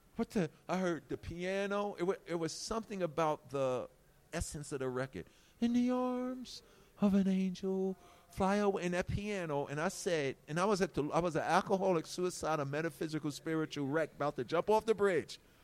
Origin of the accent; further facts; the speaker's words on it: New York City, New York, United States; I come from Hollis